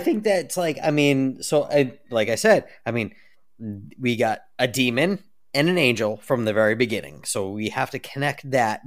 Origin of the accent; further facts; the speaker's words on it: United States; I'm American